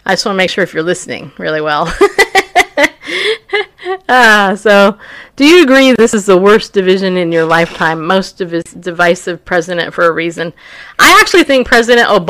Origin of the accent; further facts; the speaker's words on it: New York, United States; I'm from New York. Just so you know, I was born there